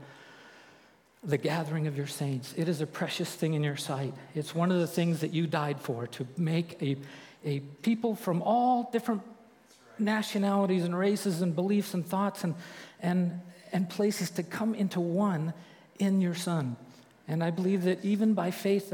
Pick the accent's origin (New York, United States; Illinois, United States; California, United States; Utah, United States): California, United States; Santa Maria; moved away as an adult; I grew up in Santa Maria